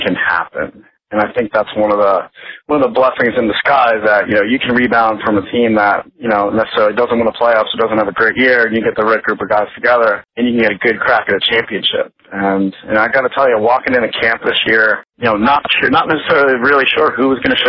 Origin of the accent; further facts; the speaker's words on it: Yorktown, New York, United States; now in Philadelphia, United States; growing up in Yorktown, New York